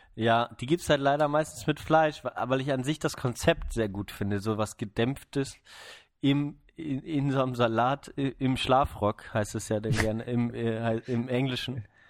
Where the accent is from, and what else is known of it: Neubrandenburg, Mecklenburg-Vorpommern, Germany; born or raised there; now in Freiburg, Germany